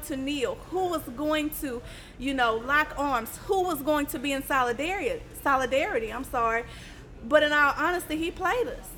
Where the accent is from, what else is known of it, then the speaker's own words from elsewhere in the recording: Chicago, Illinois, United States; I'm from Chicago